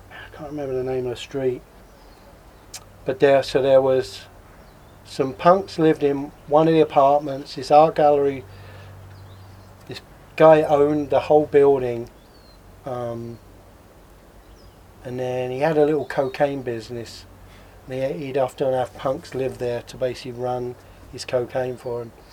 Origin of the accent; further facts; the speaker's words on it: London, United Kingdom; I was growing up in London. I pretty early on got into speed.